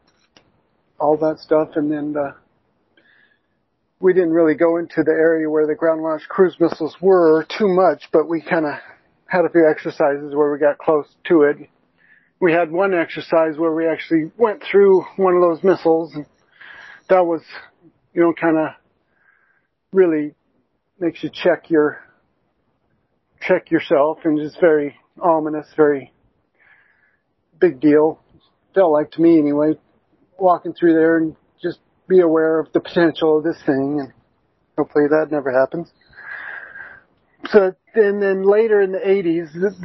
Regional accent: Albany, Oregon, United States; I'm from Albany area in the valley

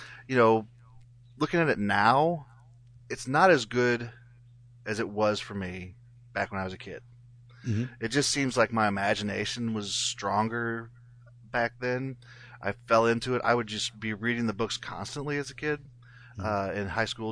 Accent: Jefferson City, Missouri, United States; I'm from Jefferson City, Missouri, so it's about 2.5 hours away.

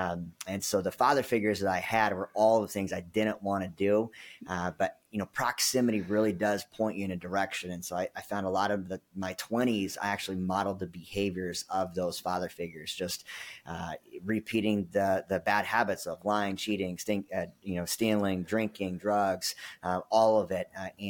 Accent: California, United States; also born or lived in Philippines / Arizona; now in Dallas, United States; I was born in Manila, Philippines, grew up in Northern California for a little while, moved to Arizona, spent about 20 years in Arizona and then Southern California.

